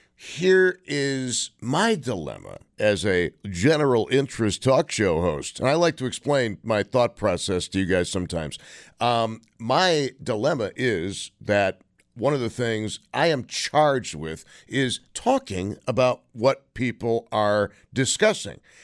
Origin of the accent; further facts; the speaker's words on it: Buffalo, New York, United States; you're from Buffalo